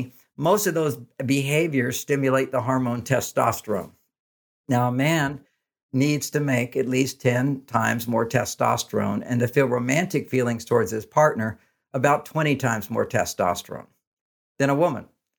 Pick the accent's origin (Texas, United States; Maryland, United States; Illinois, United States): Texas, United States; And I grew up in Texas.